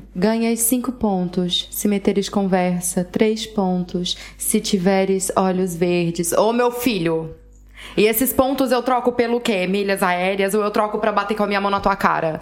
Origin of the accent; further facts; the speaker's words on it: Brazil; now in Portugal; eu sou brasileira